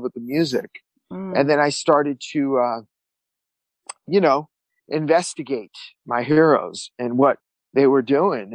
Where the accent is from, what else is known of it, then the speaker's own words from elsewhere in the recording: Santa Monica, California, United States; I was born and raised in Santa Monica